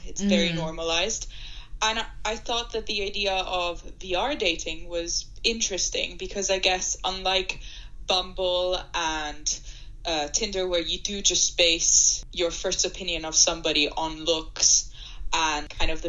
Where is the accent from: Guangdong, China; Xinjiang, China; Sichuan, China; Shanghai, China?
Shanghai, China; English is a second language; moved away as an adult; also born or lived in Italy / United Kingdom; Thank you for having me. I'm Italian, but I grew up in Shanghai, where I did high school because my dad was moved there because of his job.